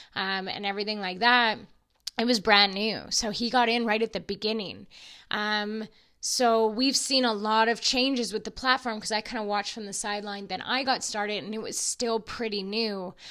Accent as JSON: {"language": "English", "region": "Alberta", "country": "Canada", "said": "I'm from Alberta and I'm an oil field girl"}